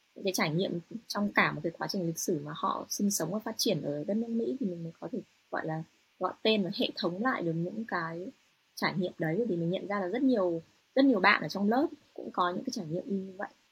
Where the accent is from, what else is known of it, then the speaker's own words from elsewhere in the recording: Hanoi, Vietnam; moved away as an adult; also born or lived in United States / Europe; now in Japan; mình là người Kinh ở Việt Nam mà lại còn sinh sống ở Hà Nội